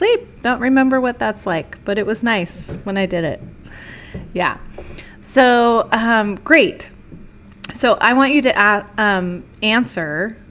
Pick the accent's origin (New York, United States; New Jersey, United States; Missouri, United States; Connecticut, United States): New Jersey, United States; I grew up in New Jersey for the most of my life, and whenever anybody finds out about that, they're like, where's your New Jersey accent?